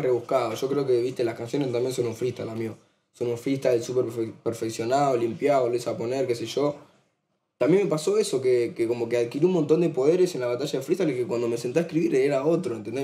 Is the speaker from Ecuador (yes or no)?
no; Argentina; Somos argentinos